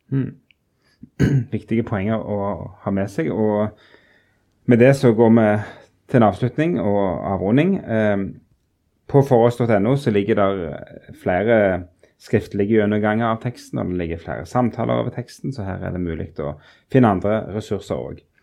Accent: Rogaland, Norway; moved away; som vi ville sagt borte i Rogaland, der jeg kommer fra

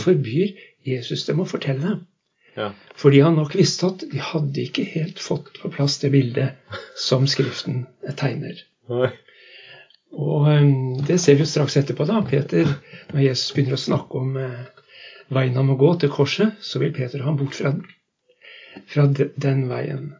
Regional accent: Halden, Østfold, Norway; accent: østlandsdialekt; moved away as an adult; also born or lived in Lavangen, Troms, Norway; now in Northern Norway; Jeg er fra Halden. Jeg kom nordover i 1978

